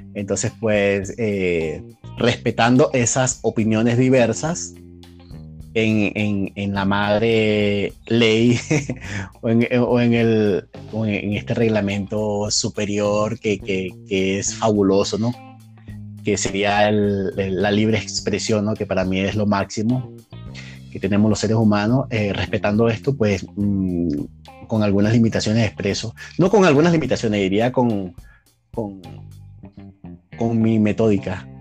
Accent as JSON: {"language": "Spanish", "country": "Venezuela", "moved": "as an adult", "lives_now": "Mexico", "said": "soy venezolano, tengo acá aproximadamente tres años"}